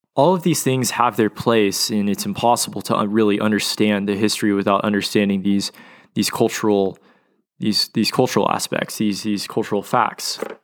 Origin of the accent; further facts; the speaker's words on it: Oklahoma City, Oklahoma, United States; moved away as an adult; now in Dallas, United States; growing up in Oklahoma City and spending a lot of time at my father's law office